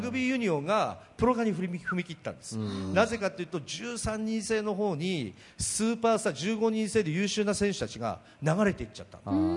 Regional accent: Akita, Japan; 秋田県の小川市で、ね、本家の長男で生まれ育った

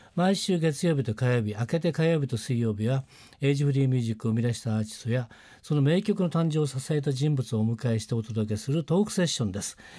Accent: Nagano, Japan; 長野私の地元ですから

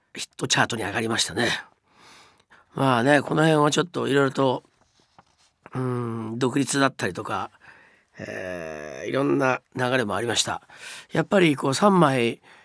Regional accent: Japan; moved away as an adult; also born or lived in United States; 日本に住んで生まれ育ってきて

